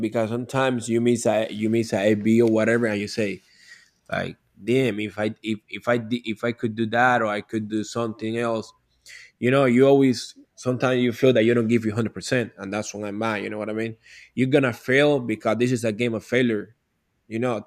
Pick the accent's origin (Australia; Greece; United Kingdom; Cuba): Cuba; English is a second language; now in Miami, United States; when I was growing up in Cuba